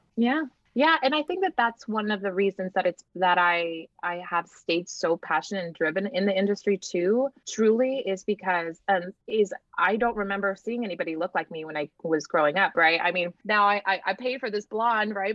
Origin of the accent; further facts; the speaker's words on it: Laguna Vista, Texas, United States; also born or lived in Bluefields, Nicaragua; I grew up in a little town called um, Laguna Vista, which basically I always just say I grew up in South Padre Island, right? Texas